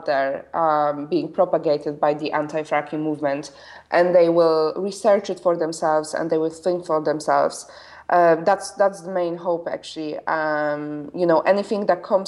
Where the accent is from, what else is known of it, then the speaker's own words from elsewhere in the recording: Poland; moved away as an adult; I was born and raised in Poland. I only left when I was 21.